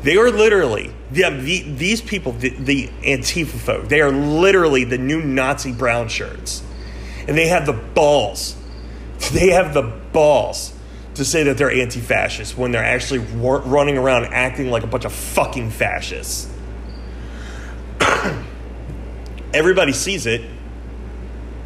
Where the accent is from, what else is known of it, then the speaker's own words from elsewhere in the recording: United States; As an American